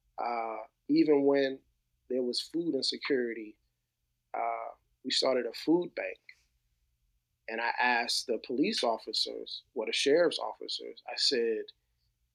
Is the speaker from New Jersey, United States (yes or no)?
yes; New Jersey, United States; growing up in New Jersey during the 80s and the 90s